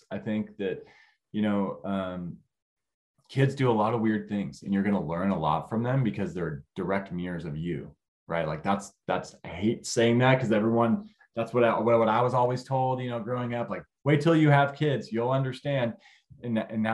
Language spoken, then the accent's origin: English; California, United States; moved away as an adult; now in Northwest Arkansas, United States; I'm originally from California. So I moved to Northwest Arkansas